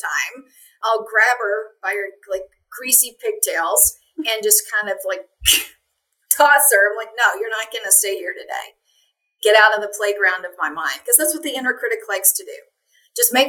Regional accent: Appalachia, Eastern Kentucky, United States; I grew up in Appalachia in Eastern Kentucky

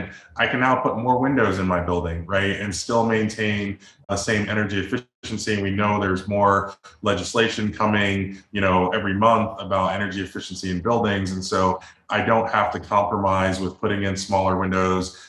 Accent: Chicago, Illinois, United States; now in Boulder, United States; I'm from the Midwest, I'm from Chicago

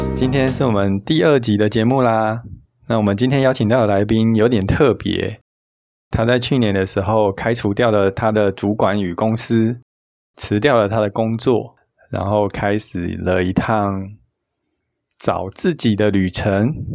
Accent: Taiwan; 我们台湾人

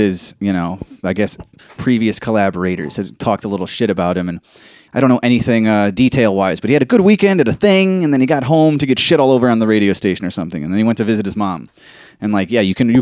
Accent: Chicago, Illinois, United States; I'm from Chicago.

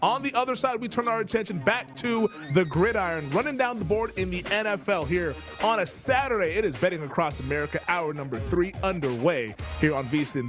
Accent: Pacific Northwest, United States; moved away as an adult; also born or lived in Bend, Oregon / Spokane, Washington; now in Las Vegas, United States; I'm from the Pacific Northwest

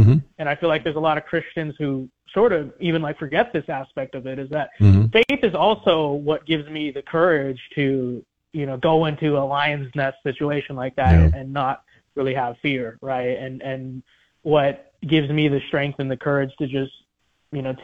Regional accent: Los Angeles, California, United States; I grew up in Los Angeles. And I went to public school in Los Angeles

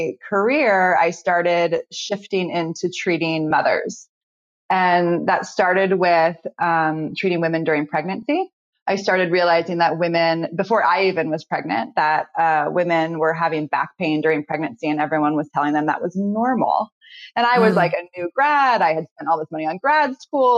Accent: Novato, California, United States; also born or lived in San Rafael, California; I'm from Novato in Marin County. I live in San Rafael now, but yes, born and raised in Marin

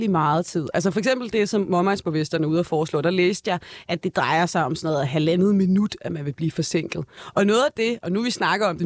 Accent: Copenhagen, Capital Region of Denmark, Denmark; Og hvorfor fylder det så for mig som københavner?

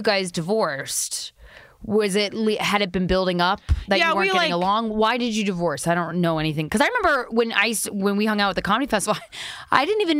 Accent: Virginia, United States; moved away; when I grew up I lived in Virginia for 10 years

